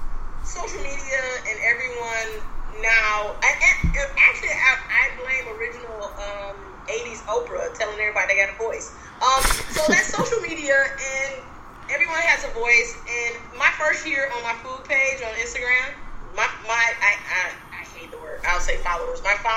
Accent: Detroit, Michigan, United States; And then I'm a tourist from Detroit

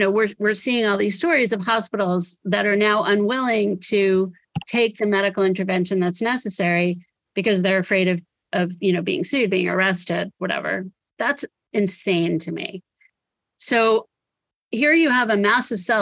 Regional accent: United States; to me as an American

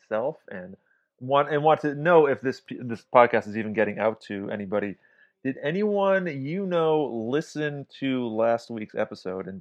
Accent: Massachusetts, United States; I did grow up on Green Valley Road in my hometown in Massachusetts

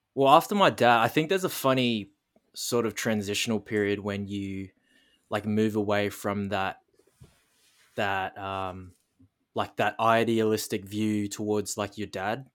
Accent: Darwin, Northern Territory, Australia; born and raised in Darwin, Northern Territory, the most northern coastal point of Australia

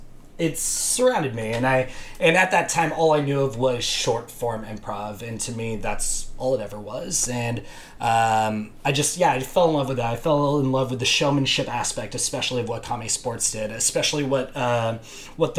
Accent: outside of Los Angeles, California, United States; moved away as an adult; also born or lived in San Diego; now in Scotland, United Kingdom; I grew up outside of Los Angeles

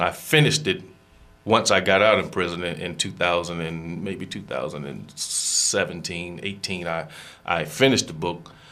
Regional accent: Greenville, North Carolina, United States; I am from Greenville, North Carolina I'm 50 years old now

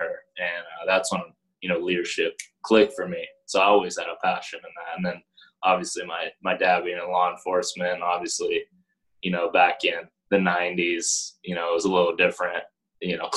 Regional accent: Palo Alto, California, United States; also born or lived in Los Angeles; I was born in Los Angeles, and then very early on moved to San Francisco Bay Area. Grew up in Palo Alto

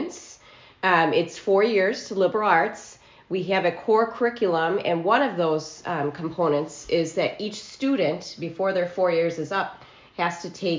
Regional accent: Oregon, Wisconsin, United States; now in Franklin, Indiana, United States; I'm originally from Wisconsin. I grew up just outside of Madison in Oregon, Wisconsin

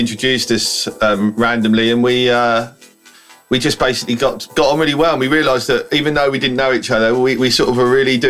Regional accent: Gravesend, South East England, United Kingdom; I'm from Gravesend

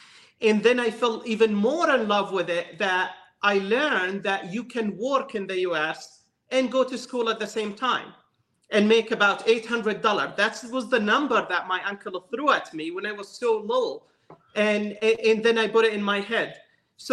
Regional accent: West Bank, Palestine; moved away as an adult; now in United States; I was born and raised in the West Bank area in Palestine.

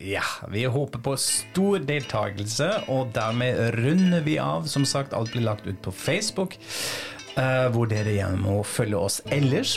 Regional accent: Frankfurt, Hesse, Germany; moved away; i min hjemby Frankfurt

